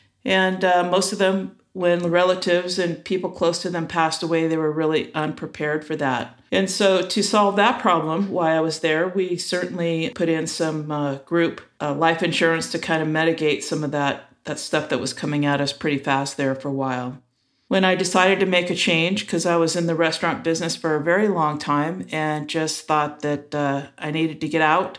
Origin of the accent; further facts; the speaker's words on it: Los Angeles, California, United States; now in Auburn, United States; I grew up in Los Angeles in a little town, which probably isn't as little anymore, called Eagle Rock. And I've been up in Northern California, now in Auburn, and I've been up here for about 24 years.